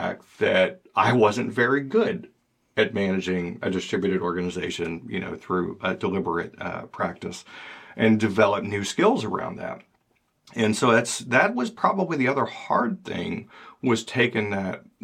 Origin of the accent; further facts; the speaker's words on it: Georgia, United States; now in Maine, United States; I'm from Georgia, and now I live in Maine